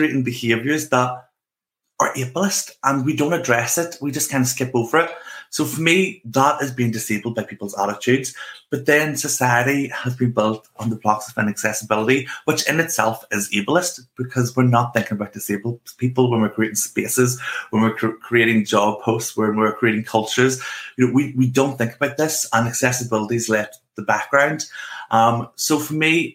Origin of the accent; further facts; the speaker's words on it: Northern Ireland, United Kingdom; accent: Northern Irish; I grew up in Northern Ireland